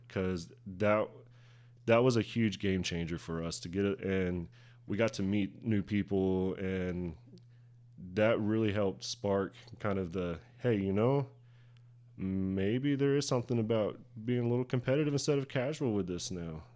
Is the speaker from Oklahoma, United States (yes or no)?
yes; Durant, Oklahoma, United States; I grew up here in Durant. Pretty much lived here my entire life